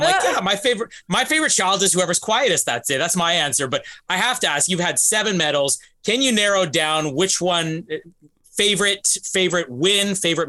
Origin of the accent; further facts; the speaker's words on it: Winnipeg, Manitoba, Canada; I'm from Winnipeg